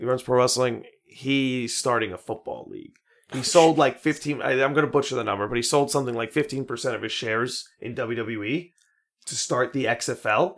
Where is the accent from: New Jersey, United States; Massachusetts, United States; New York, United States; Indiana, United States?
New York, United States; Merrick; we grew up in Merrick